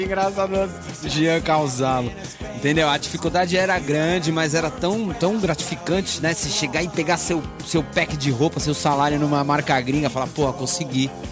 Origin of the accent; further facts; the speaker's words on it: São Paulo, Brazil; eu sou da ZN